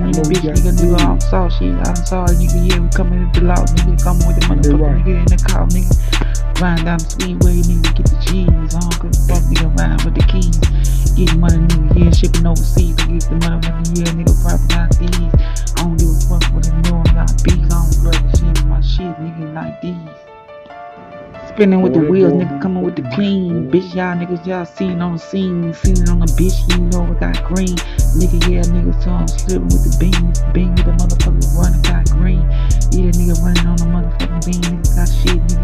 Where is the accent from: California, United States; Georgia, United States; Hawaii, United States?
California, United States; Northern; I'm from out here in Northern Cali.